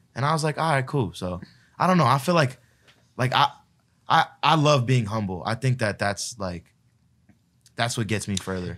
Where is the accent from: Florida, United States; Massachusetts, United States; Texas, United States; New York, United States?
Florida, United States; Palm Beach; I grew up in, like, uh, Palm Beach, which is, like, a smaller